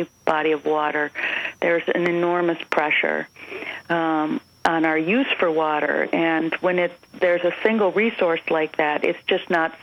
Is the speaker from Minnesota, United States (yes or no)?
yes; Minnesota, United States; you and I come from Minnesota